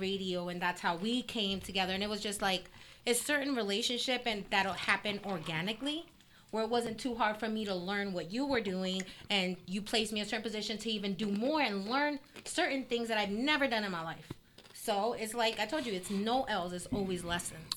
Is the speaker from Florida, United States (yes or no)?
yes; South Florida, United States; also born or lived in Colombia; I grew up in South Florida